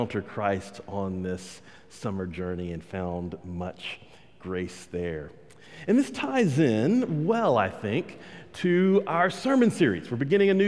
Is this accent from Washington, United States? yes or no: no; Texas, United States; I'm a Texan